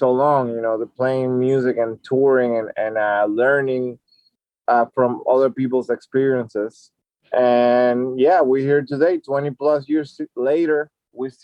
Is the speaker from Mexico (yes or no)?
no; Dominican Republic; we grew up in the Dominican Republic in a very conservative society